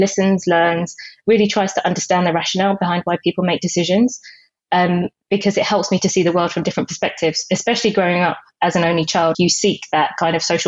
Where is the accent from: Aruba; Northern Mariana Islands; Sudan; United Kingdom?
United Kingdom; also born or lived in Jamaica; I came to the UK when I was 3